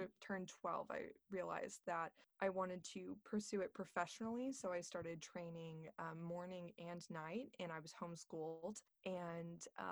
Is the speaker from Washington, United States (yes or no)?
no; Corpus Christi, Texas, United States; also born or lived in Houston, Texas / Dallas, Texas / College Station, Texas; now in Austin, United States; I grew up in Corpus Christi, Texas, which is on the Gulf Coast